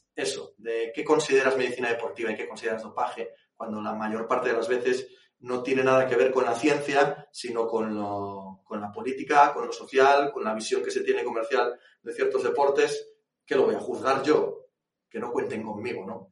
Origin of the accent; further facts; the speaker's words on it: Asturias, Spain; yo soy asturiano